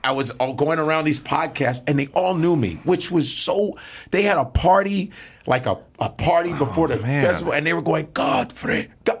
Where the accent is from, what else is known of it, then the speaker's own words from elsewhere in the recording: Uzbekistan; I'm from Uzbekistan, Turkestan.